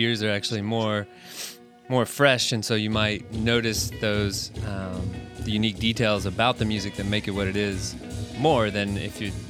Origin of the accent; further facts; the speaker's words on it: Smithville, Texas, United States; I'm from south of Austin in a tiny village called Smithville.